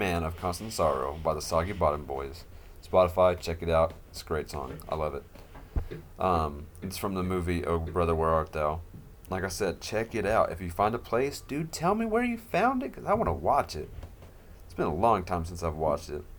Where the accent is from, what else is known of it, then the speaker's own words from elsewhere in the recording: Arkansas, United States; moved away as an adult; also born or lived in southeast Idaho; now in Idaho, United States; I don't know if you can tell by my accent. I don't think I have one, but apparently I do. But I am from Arkansas.